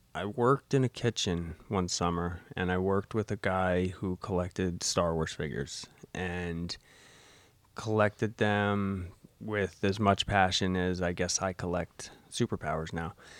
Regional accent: Rahway, New Jersey, United States; I grew up in Rahway. Um, moved out of Rahway when I was, uh, probably about twelve and, um, made my way up here.

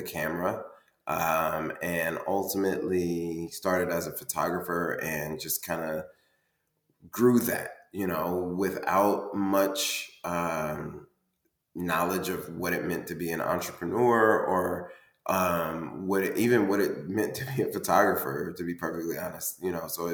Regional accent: Indianapolis, Indiana, United States; now in Cincinnati, United States; Indianapolis, Indiana, which is my hometown

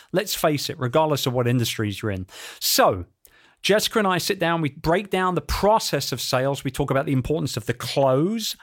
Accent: London, United Kingdom; in London, my hometown

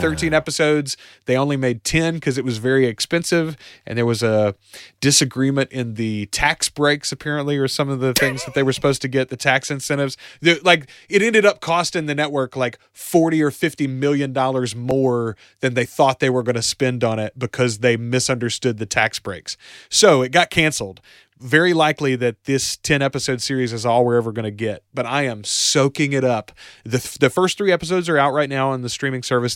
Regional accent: the South, Southern United States, United States; as a Southerner myself, as, as a good old country boy myself

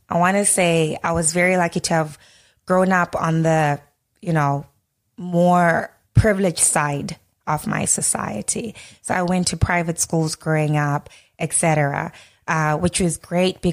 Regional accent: Harare, Zimbabwe; moved away as an adult; also born or lived in Cape Town, South Africa; now in Toronto, Canada; growing up in Harare, or, you know, going to school

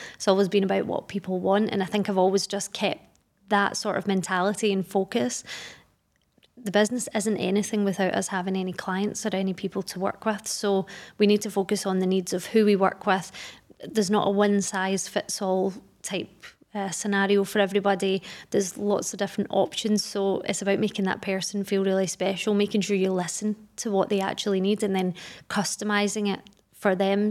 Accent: Glasgow, Scotland, United Kingdom; moved away as an adult; now in Dubai, United Arab Emirates; I'm from Glasgow in Scotland. I've been in Dubai for almost ten years now

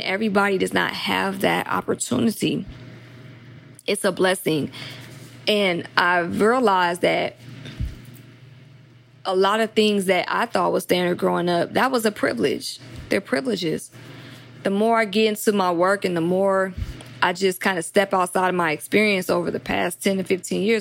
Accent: Atlanta, Georgia, United States; now in Los Angeles, United States; I'm from Atlanta, but I live

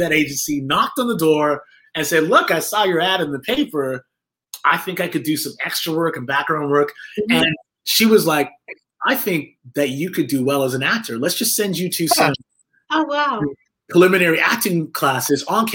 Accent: England, United Kingdom; I was born in England with my older brother, my younger sister, my parents, who are Jamaican

